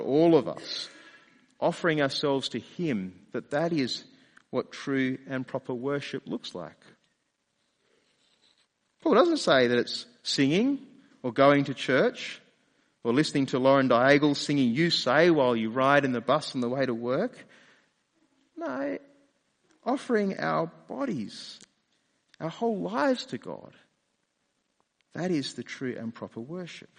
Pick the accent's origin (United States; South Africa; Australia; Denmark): Australia; accent: Australian; also born or lived in London; my Australian accent faded away and was replaced with an English accent.